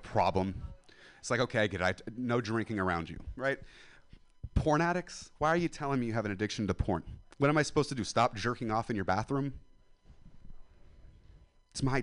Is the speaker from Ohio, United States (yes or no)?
no; Central Valley of California, United States; I'm from the Central Valley of California. It's like Stockton, Modesto